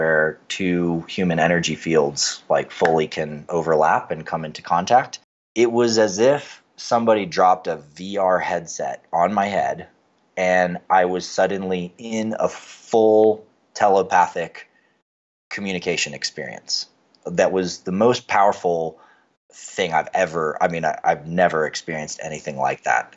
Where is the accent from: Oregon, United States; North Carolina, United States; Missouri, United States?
North Carolina, United States; Western; I grew up in Western North Carolina